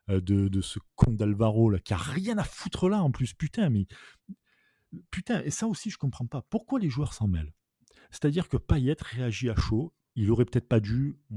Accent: Marseille, Provence-Alpes-Côte d'Azur, France; encore une fois, je suis Marseillais, tout ce que tu veux, mais

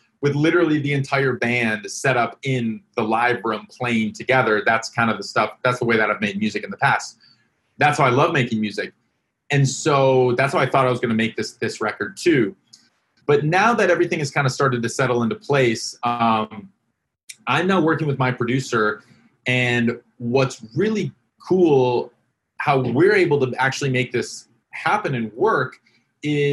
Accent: Wisconsin, United States; Sheboygan, Wisconsin. All right, my home state

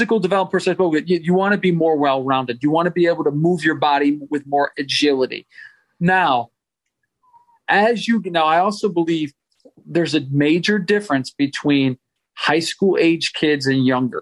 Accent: New England, United States; I grew up in New England

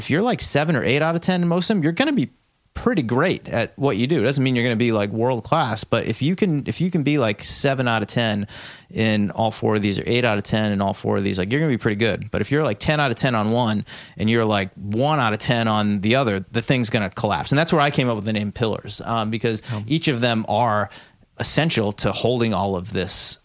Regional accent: Massachusetts, United States; We're both from the Massachusetts area

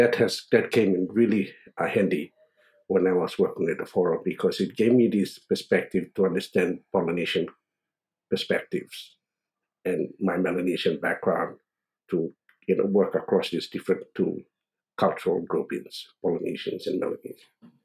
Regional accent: Port Moresby, National Capital District, Papua New Guinea; also born or lived in Gulf Province, Papua New Guinea; I grew up in Port Moresby. I'm originally from the Gulf of Papua New Guinea, where former Prime Minister Semakera Morauta and former Deputy Prime Minister Chris Hiveta are from.

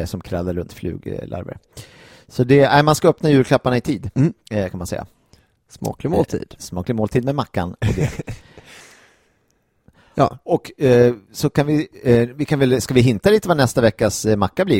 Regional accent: Gimo, Uppsala County, Sweden; på eh, Östermalmshem i Gimo, eh, där jag kommer ifrån

